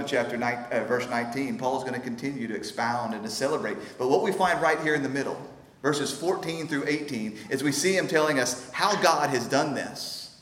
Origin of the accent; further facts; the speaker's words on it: United States; growing up in America, where we don't feel the same Jew-Gentile division